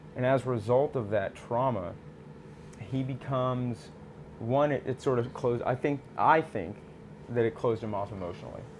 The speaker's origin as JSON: {"language": "English", "town": "Austin", "region": "Texas", "country": "United States", "tie": "born or raised there", "also_born_or_lived": "Houston, Texas", "said": "I grew up in Austin, or born in Houston, lived in Houston for a little bit, but then moved to Austin, Texas. Seventh generation Texan"}